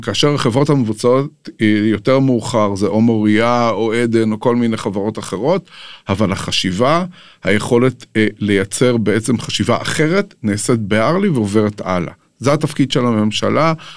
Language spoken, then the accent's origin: Hebrew; Jerusalem, Jerusalem District, Israel; אני גדלתי בירושלים, נולדתי בירושלים, גדלתי בירושלים